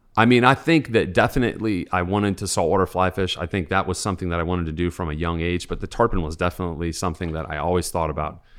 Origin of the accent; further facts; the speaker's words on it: St. Louis, Missouri, United States; now in Charleston, United States; I grew up in Saint Louis, Missouri